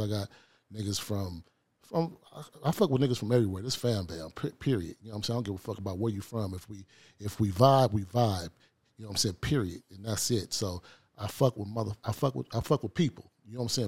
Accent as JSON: {"language": "English", "town": "Los Angeles", "region": "California", "country": "United States", "tie": "born or raised there", "said": "I grew up on the, in South Central L A, on the east side"}